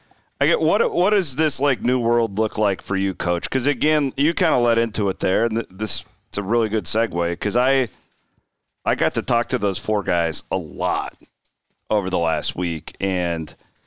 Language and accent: English; Clarendon, Iowa, United States; We were in our hometown, my hometown, not Brent's.